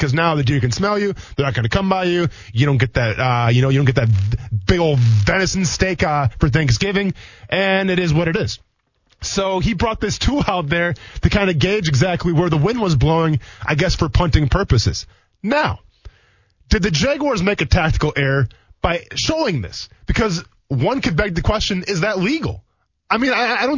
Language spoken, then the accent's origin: English; Midwest, United States; now in Jacksonville, United States; I grew up in the Midwest